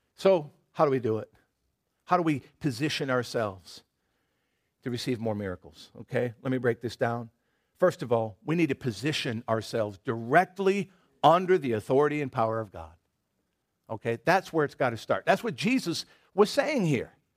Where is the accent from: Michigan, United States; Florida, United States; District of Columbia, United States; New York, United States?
Michigan, United States; moved away; I grew up in Michigan, the, you know, patron state of apples